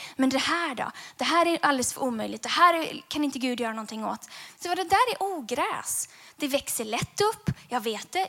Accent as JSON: {"language": "Swedish", "town": "Gothenburg", "region": "Västra Götaland", "country": "Sweden", "tie": "born or raised there", "said": "när jag växte upp så växte jag upp i den vackra staden Göteborg"}